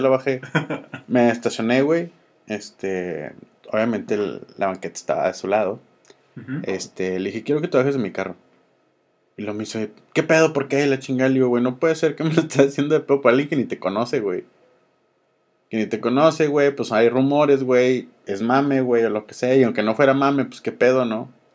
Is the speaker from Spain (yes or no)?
no; Mexico